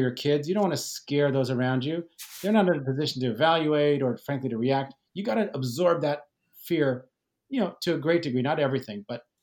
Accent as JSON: {"language": "English", "town": "Fresno", "region": "California", "country": "United States", "tie": "born or raised there", "lives_now": "San Francisco, United States", "said": "I grew up in Fresno"}